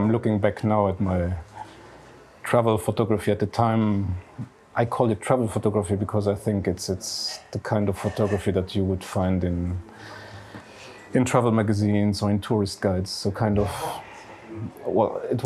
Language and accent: English; Esch-sur-Alzette, Luxembourg; now in Luxembourg City, Luxembourg; I grew up in Esch-sur-Alzette, so the second largest city in Luxembourg. Now I'm living in Luxembourg City.